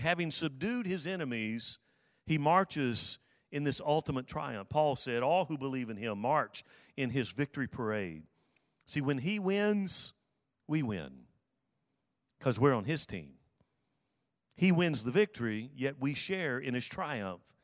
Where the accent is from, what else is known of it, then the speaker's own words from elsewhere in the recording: South Alabama, United States; I grew up in South Alabama